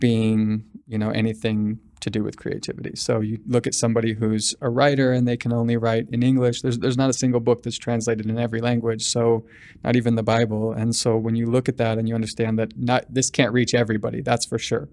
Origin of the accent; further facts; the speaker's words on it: Sacramento, California, United States; also born or lived in Bangkok, Thailand; now in Los Angeles, United States; I'm from Sacramento originally